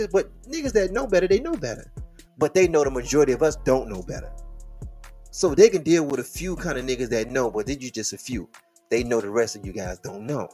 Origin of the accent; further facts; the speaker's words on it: Detroit, Michigan, United States; I am from Detroit. The square mileage of the city is 142 square miles.